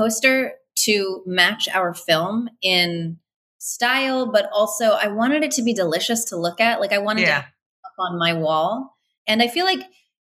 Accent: Las Vegas, Nevada, United States; moved away; I was born in Las Vegas and my grandparents pretty much raised me

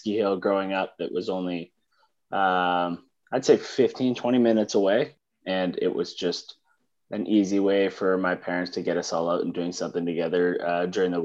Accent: Northern Ontario, Canada; I grew up in Northern Ontario, so it's winter for a fair amount of the year

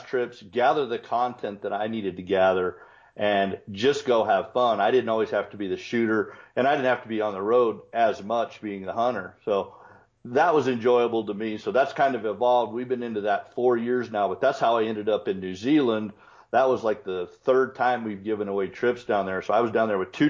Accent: Colorado, United States; grew up in Colorado

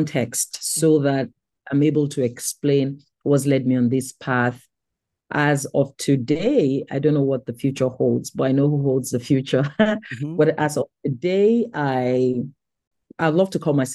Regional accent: Lagos, Nigeria; I was born and raised in Lagos, Nigeria, in a strong Christian faith family

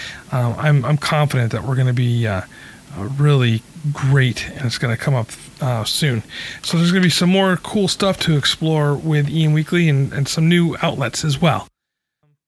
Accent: Albany, New York, United States; now in California, United States; I grew up in Albany, New York

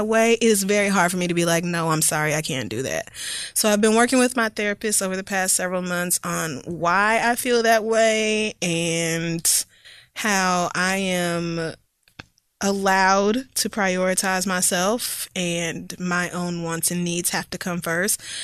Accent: the Bible Belt, the South, United States; growing up in the Bible Belt with conservative family

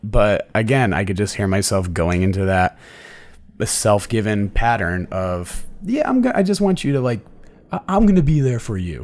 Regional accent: Connecticut, United States; moved away; i'm from connecticut

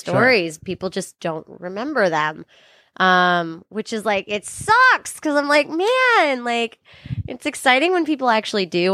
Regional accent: California, United States; I'm from California, but my mom's from Brooklyn

